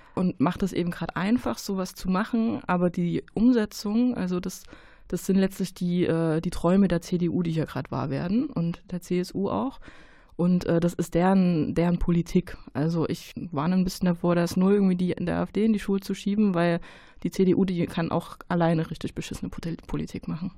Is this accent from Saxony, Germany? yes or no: yes; Saxony, Germany; now in Cologne, Germany; ich bin in Sachsen geboren, äh, meine Eltern leben da.